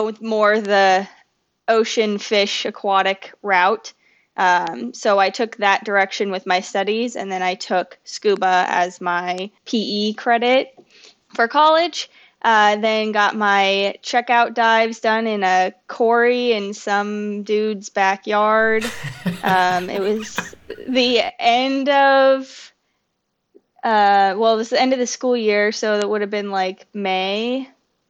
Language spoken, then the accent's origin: English; Indiana, United States; moved away as an adult; also born or lived in Iowa / Minnesota; now in Florida, United States; I was born in Indiana, but then I went to college in Iowa, and then I moved to Minnesota after that.